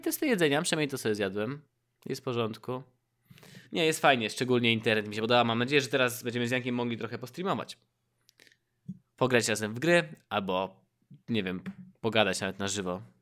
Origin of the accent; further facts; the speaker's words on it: Poland; moved away as an adult; now in Warsaw, Poland; jestem ze wsi, z głębokiej wsi